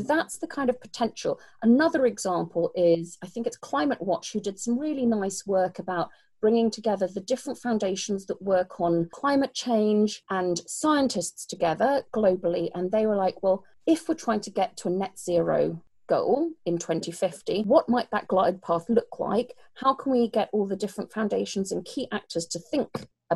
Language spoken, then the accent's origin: English; United Kingdom; accent: British; I'm British